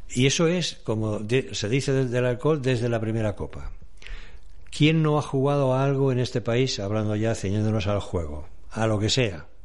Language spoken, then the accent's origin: Spanish; Aragon, Spain; he hablado de Aragón, mi tierra